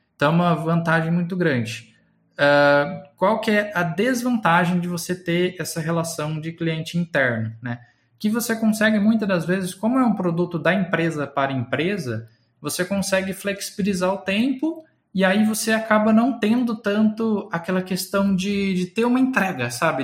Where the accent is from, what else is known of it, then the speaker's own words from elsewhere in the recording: Guaíra, São Paulo, Brazil; moved away as an adult; also born or lived in Ribeirão Preto / Uberlândia / Campinas; eu nasci numa cidadezinha do interior de São Paulo chamada Guaíra. Eu estudei em Ribeirão Preto